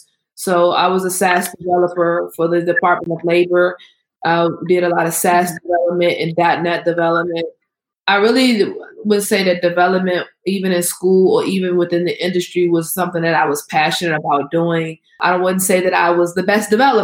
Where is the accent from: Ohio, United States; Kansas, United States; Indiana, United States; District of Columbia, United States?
District of Columbia, United States; Washington; I am from the Washington, D.C. area.